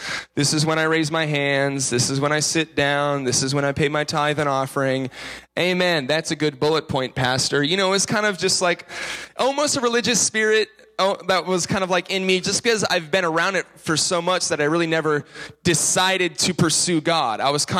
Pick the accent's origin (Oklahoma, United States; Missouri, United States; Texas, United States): Oklahoma, United States; Tulsa; moved around to Tulsa, Oklahoma. My family moved there so my dad could become a children's pastor. So I grew up in Oklahoma.